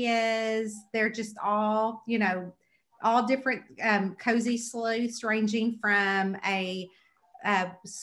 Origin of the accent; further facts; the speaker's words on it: Kentucky, United States; I'm from Kentucky